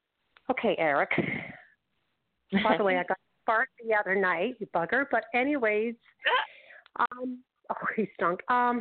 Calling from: Toronto, Ontario, Canada; I'm calling from, I'll say, Toronto, Ontario.

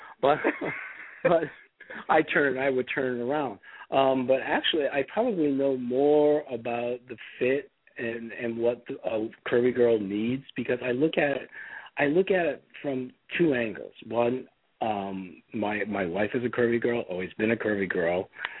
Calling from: Ohio, United States; I'm actually calling from Ohio because in the world of travel, my plane got canceled.

